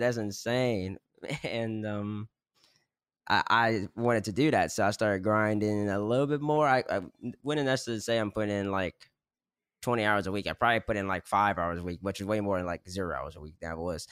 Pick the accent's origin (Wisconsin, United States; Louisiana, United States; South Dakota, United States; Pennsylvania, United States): Louisiana, United States; Baton Rouge; I'm from Louisiana, Baton Rouge already, so I was gonna go to LSU regardless